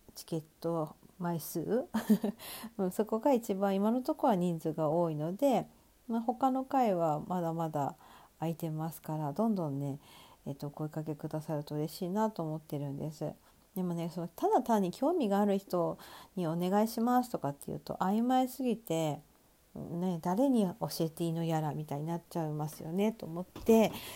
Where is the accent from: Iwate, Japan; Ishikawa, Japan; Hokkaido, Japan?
Hokkaido, Japan; Sapporo; 私の地元である北海道は札幌市で